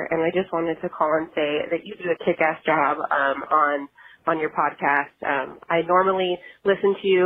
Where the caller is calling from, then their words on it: Phoenix, Arizona, United States; I'm calling from Phoenix, Arizona.